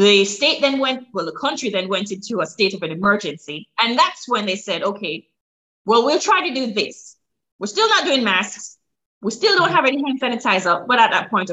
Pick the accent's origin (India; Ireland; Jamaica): Jamaica; moved away as an adult; now in Maryland, United States